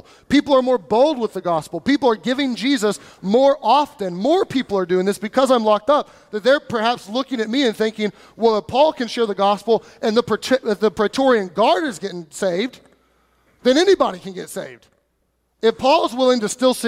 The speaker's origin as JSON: {"language": "English", "country": "United States", "said": "we as American Christians"}